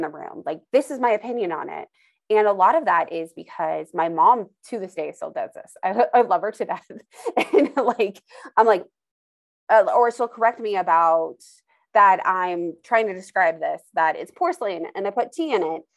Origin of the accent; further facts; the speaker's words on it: Idaho, United States; moved away; also born or lived in Indiana; I grew up in Idaho